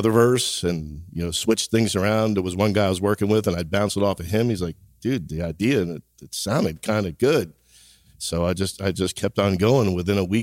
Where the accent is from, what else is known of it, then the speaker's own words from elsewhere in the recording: New Jersey, United States; from Jersey